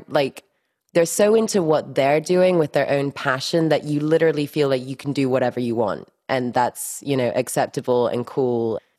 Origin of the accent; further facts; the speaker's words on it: Miami, Florida, United States; born there; English is a second language; So I was born in Miami.